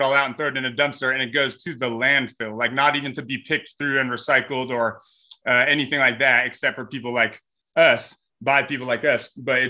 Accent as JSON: {"language": "English", "region": "California", "country": "United States", "said": "Like my partner and I came from Northern California"}